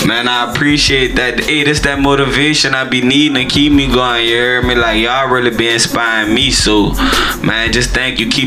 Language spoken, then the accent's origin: English; New Orleans, Louisiana, United States; Um, initially, where I'm from in New Orleans, I grew up on the west side of the city. You know, I grew up in Marrero, and uh, I grew up in Algiers.